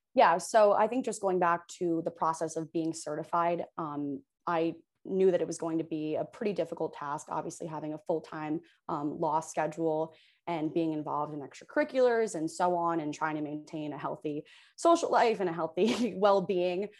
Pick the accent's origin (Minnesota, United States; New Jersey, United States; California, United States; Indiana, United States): New Jersey, United States; Hoboken; also born or lived in New York City / North Carolina / Providence; I'm from Hoboken, New Jersey, uh, born and raised fifth generation